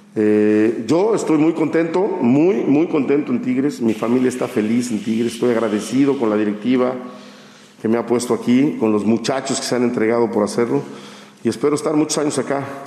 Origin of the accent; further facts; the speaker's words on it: Mexico; soy mexicano